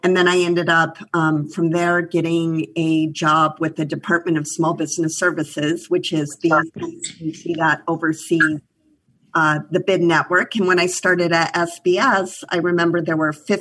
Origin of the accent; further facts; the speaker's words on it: Cheyenne, Wyoming, United States; moved away as an adult; now in New York, United States; I grew up in Cheyenne, Wyoming